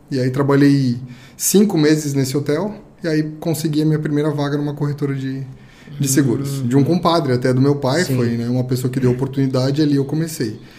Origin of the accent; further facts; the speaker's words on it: Blumenau, Santa Catarina, Brazil; moved away as an adult; also born or lived in Lages / Rio do Sul; now in Itajaí, Brazil; eu me criei em Blumenau, na verdade, né? uhum. né? Eu, ah. com sete anos de idade, fui para Blumenau.